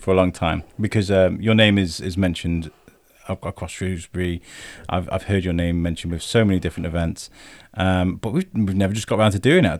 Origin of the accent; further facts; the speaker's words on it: Ireland; It's like, because I'm Irish.